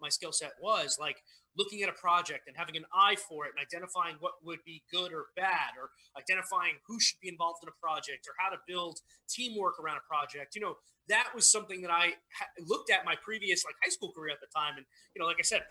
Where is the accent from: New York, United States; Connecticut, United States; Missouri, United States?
New York, United States; New York City; I came from Staten Island, New York